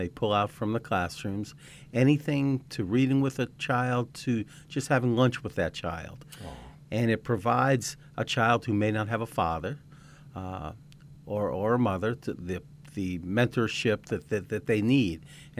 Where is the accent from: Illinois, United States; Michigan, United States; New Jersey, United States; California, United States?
New Jersey, United States; Cedar Grove; moved away; That's what they, exit 135 on the parkway. That is the question. Cedar Grove, New Jersey.